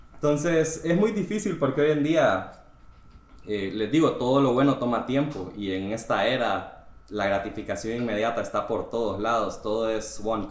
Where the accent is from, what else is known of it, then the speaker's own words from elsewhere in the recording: Honduras; yo soy de Honduras, yo tengo 29 años